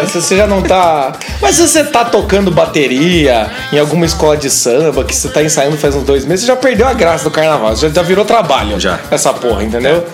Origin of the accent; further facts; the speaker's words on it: Brazil; como a gente é brasileiro, ele tá no nosso sangue